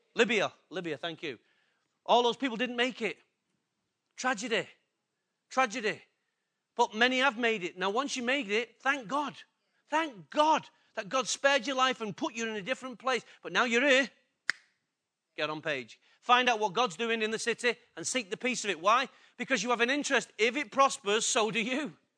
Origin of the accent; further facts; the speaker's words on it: England, United Kingdom; I'm English and I'm in a Western country